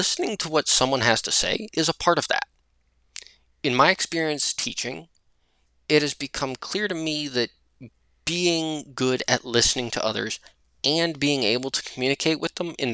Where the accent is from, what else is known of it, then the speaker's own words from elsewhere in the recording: United States; I was from the United States